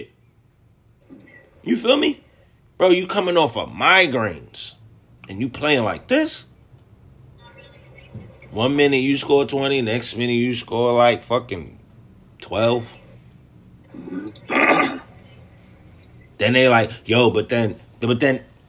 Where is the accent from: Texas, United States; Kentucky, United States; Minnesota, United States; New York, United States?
New York, United States; I'm from New York, so I understand his lingo